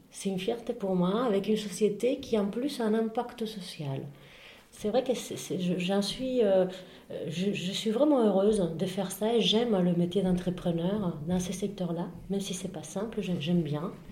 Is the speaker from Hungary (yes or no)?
no; Spain; now in France; Euh, j'ai vécu plus ici que chez moi, finalement, enfin, que, que chez moi en Espagne.